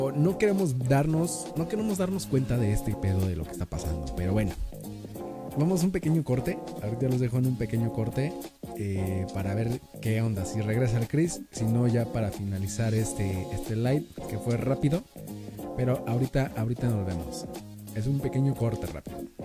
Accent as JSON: {"language": "Spanish", "country": "Mexico", "said": "nosotros no nos apoyamos como mexicanos"}